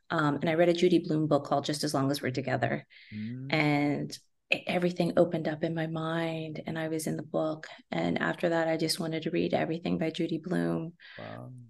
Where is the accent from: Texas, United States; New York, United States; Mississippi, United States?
Texas, United States; San Antonio; growing up in San Antonio, I, I, mean, I love books, but I can't believe I picked the Spurs first.